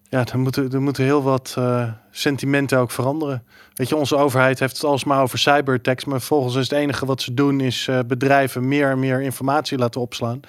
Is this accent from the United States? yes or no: yes; Texas, United States; moved away; ik ben in Texas opgegroeid zelf